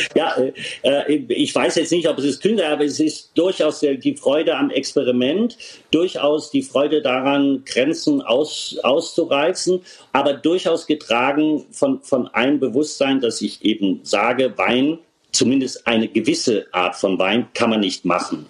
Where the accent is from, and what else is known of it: Rhineland-Palatinate, Germany